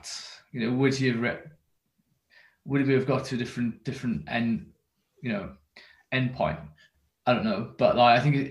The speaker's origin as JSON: {"language": "English", "area": "near Carmarthenshire", "region": "West Wales", "country": "United Kingdom", "tie": "born or raised there", "said": "I'm from West Wales, near Carmarthenshire. So it's called the Almond Valley. And what would have been a traditionally kind of mining community. And, you know, that is where all, you know, young men would have gone for work. And then, you know, when I was growing up, that was never really an option"}